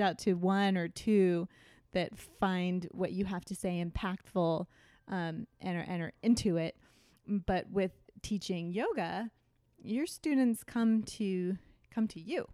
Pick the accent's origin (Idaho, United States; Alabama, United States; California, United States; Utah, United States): California, United States; Thousand Oaks; moved away as an adult; also born or lived in Westwood; now in Long Beach, United States; I grew up in Thousand Oaks, Ventura County. So that's just north of Los Angeles.